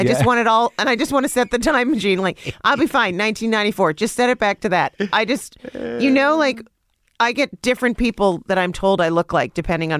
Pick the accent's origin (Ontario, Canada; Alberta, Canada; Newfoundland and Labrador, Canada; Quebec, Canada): Quebec, Canada; Montreal; moved away as an adult; I grew up in Montreal.